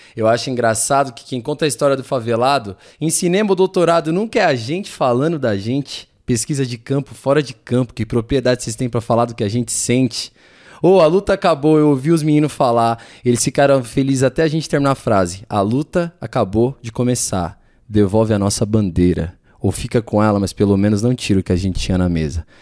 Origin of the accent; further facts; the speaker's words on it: São Paulo, Brazil; eu também cresci e criado no Capão, é, mais de 30 anos de Capão Redondo